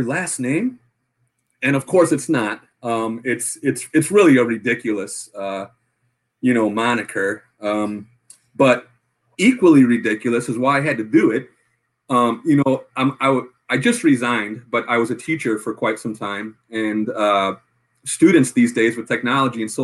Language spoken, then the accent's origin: English; Chicago, Illinois, United States; I'm from Chicago, Illinois